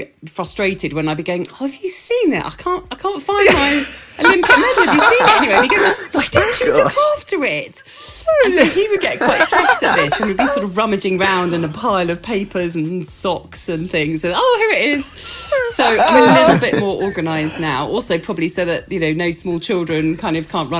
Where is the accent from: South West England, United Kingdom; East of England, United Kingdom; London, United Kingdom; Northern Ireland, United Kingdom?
East of England, United Kingdom; Essex; where I grew up in Essex